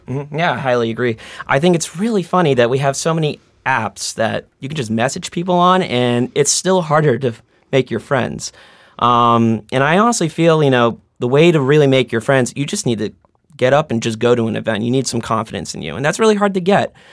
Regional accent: Boston, Massachusetts, United States; I'm from Boston, born and bred. I grew up in Roslindale

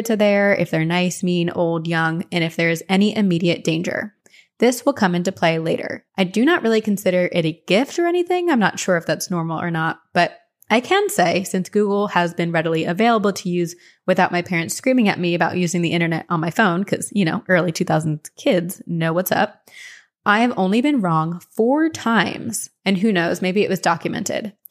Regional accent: Cleveland, Ohio, United States; born or raised there; also born or lived in Tampa

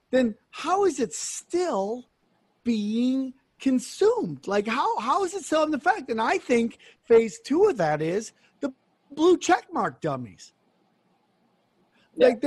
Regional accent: United States; I love my fellow Americans. I love being American

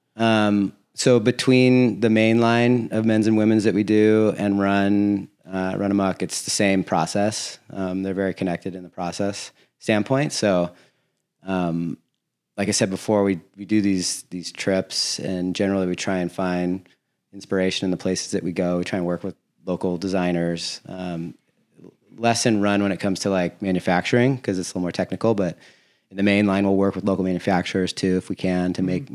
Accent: Laguna Beach, California, United States; I'm from Laguna Beach

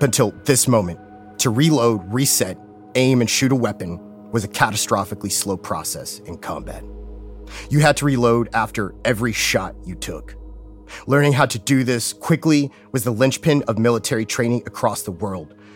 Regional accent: Texas, United States; I'm from Texas

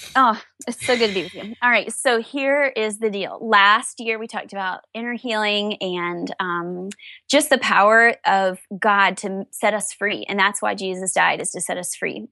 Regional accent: the South, United States; I was raised in the South

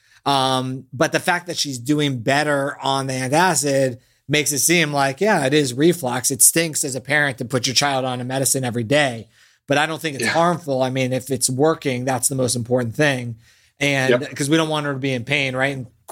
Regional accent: Boston, Massachusetts, United States; moved away; That's where I was born

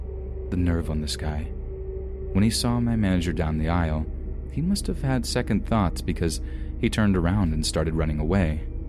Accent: Southern United States, United States; now in Portland, United States; I had a really hard time growing up seeing as I was raised in the Bible Belt. My parents literally told me that they would rather me dead than be what I was.

